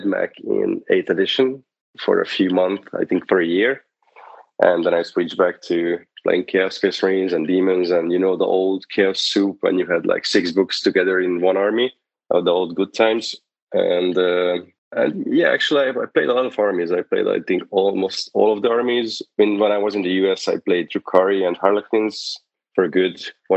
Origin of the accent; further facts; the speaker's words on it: Hungary; moved away as an adult; now in United States; I'm here from Hungary